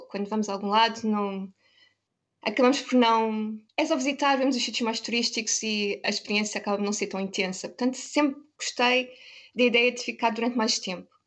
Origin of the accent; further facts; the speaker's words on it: Lisbon, Portugal; now in Ireland; porque vim de Lisboa, que estava quente, para a Irlanda, onde estava a começar o inverno